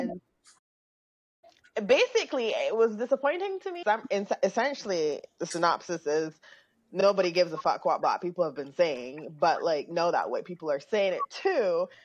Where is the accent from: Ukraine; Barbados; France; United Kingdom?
Barbados; moved away; also born or lived in Grenada; growing up in Barbados, like being from Grenada